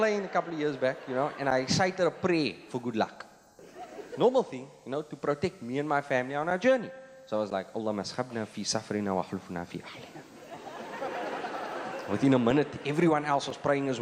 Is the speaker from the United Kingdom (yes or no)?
no; Cape Town, Western Cape, South Africa; I'm from Cape Town